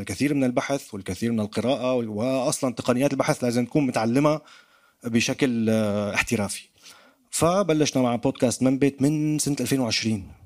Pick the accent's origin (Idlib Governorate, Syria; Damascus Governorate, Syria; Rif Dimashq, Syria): Damascus Governorate, Syria; Damascus; accent: Damascene; now in France; كسوري كدمشقي حتى حتى ربطوا لي لهجتي بباب الحاره